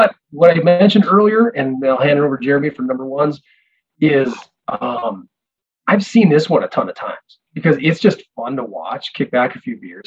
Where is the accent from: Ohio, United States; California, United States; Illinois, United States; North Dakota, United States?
North Dakota, United States; I'm from Nodak.